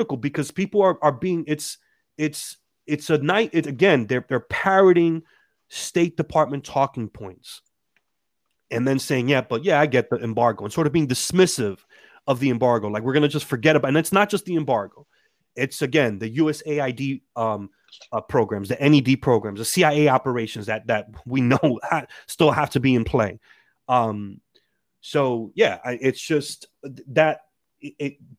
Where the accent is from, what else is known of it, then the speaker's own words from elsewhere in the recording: New Jersey, United States; also born or lived in Dominican Republic; I'm from Jersey